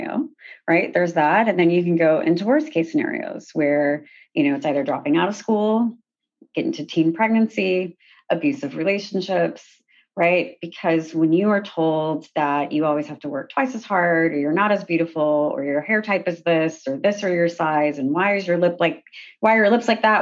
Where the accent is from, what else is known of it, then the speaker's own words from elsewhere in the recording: Sacramento, California, United States; also born or lived in Haiti; I'm from Sacramento, California